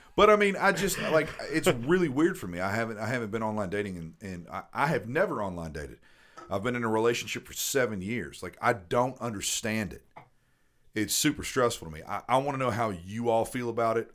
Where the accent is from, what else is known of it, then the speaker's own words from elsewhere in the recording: the South, United States; I grew up in the South